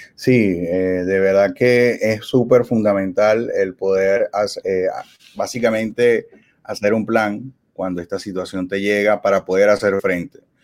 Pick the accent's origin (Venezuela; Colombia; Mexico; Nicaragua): Venezuela; moved away as an adult; somos inmigrantes en Venezuela, somos venezolanos y allá teníamos otra vida